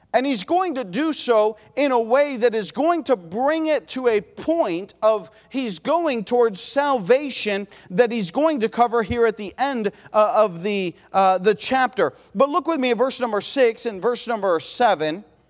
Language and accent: English; Ohio, United States; we're from Ohio